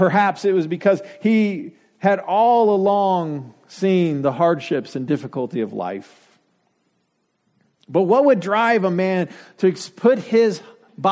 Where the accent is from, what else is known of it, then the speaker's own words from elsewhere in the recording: Denver, Colorado, United States; moved away; I grew up in Denver